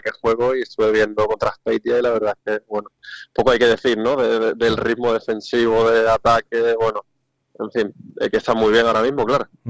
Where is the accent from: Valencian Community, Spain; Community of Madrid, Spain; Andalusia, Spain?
Andalusia, Spain; San Juan del Puerto; also born or lived in Mazagón; now in Huelva, Spain; yo soy de San Juan del Puerto y de Mazagón.